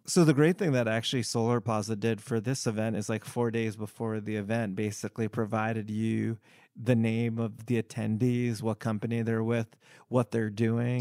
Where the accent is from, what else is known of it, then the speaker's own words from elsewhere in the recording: United States; I am of Indian descent, but I was born in the US